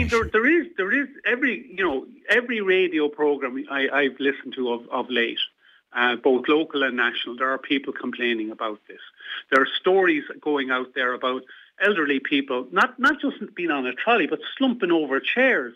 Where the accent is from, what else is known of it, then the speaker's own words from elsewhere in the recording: Midlands, Ireland; also born or lived in Dublin; now in Sligo, Ireland; I'm originally from the Midlands, but I came to the Northwest from Dublin.